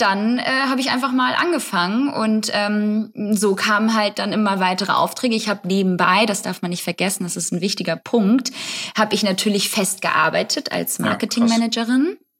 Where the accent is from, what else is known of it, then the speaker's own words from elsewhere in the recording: Hamburg, Germany; Also ich komme auch aus Hamburg.